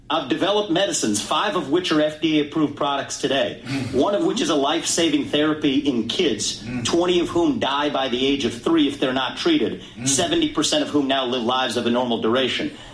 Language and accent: English; Cincinnati, Ohio, United States; I was born in Cincinnati, Ohio.